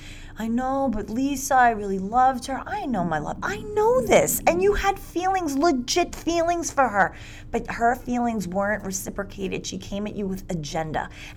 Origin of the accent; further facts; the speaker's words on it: New York City, New York, United States; I'm 49 years old. I'm a hugger. I'm from New York City. I mean, I'm a Brooklyn girl.